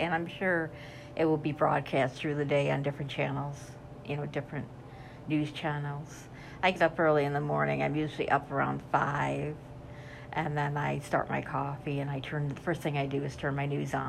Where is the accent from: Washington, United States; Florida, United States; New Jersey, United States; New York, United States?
New York, United States; upstate; I'm from New York, upstate New York, that is